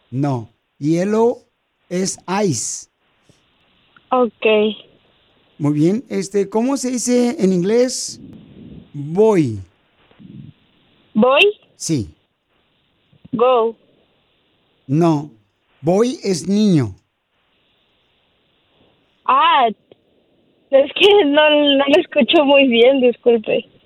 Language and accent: Spanish; Guatemala; now in United States; acuérdate, ¿a qué venimos de Guatemala a Estados Unidos?